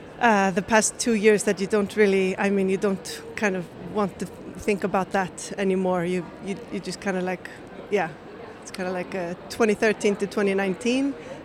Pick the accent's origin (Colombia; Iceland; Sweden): Iceland; Reykjavik, Capital Region; So I'm from Reykjavik. I'm from Reykjavik, Iceland